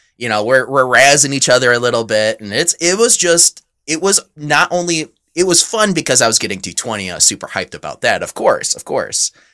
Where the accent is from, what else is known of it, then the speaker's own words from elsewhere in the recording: near Frankenmuth, Michigan, United States; moved away; Frankenmuth is right next to my hometown, or, you know, pretty short drive from there